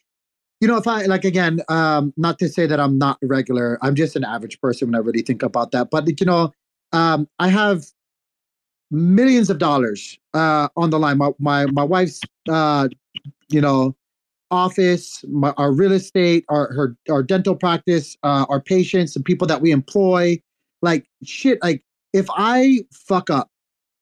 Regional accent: United States; speaking as an American

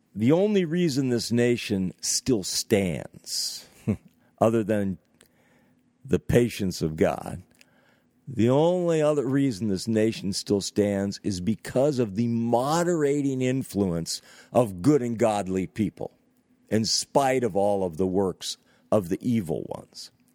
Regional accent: Northeast United States, United States; also born or lived in California; I've lived in extreme Northeast United States of America for most of my life

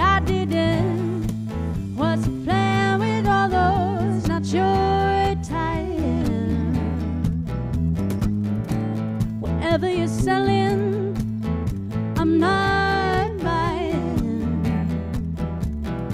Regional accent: West Coast, United States; I'm from the West Coast

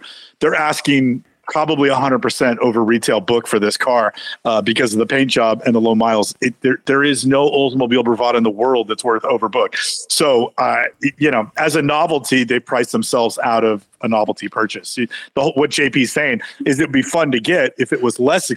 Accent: San Francisco, California, United States; I'm from San Francisco

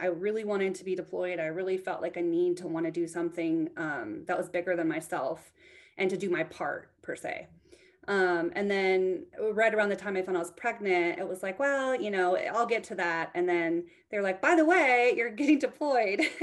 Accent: Texas, United States; also born or lived in Guam; I was raised in Texas

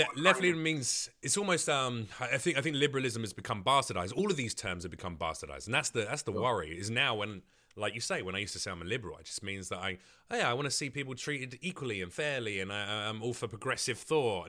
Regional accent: London, United Kingdom; growing up in East London

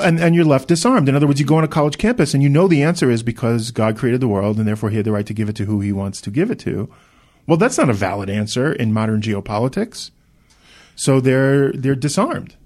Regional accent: United States; now in Israel; I grew up in America.

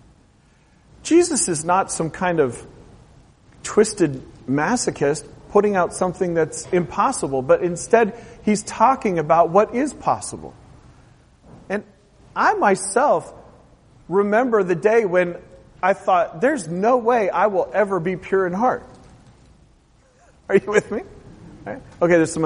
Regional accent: Portland, Oregon, United States; I grew up in Portland, Oregon

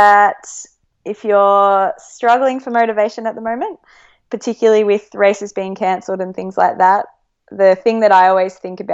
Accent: Australia; I think all Australian runners probably follow the American scene

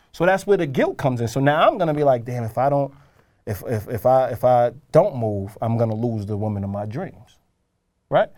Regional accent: New York, United States; I know I'm a New Yorker

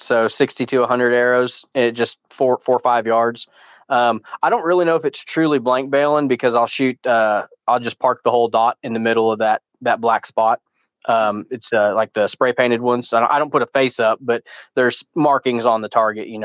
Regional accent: Tulsa, Oklahoma, United States; my hometown range is Tulsa Archery

